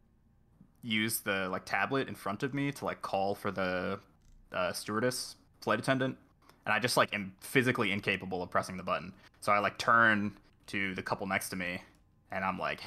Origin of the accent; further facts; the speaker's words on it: Chicago, Illinois, United States; moved away; I'm from Chicago. I have family there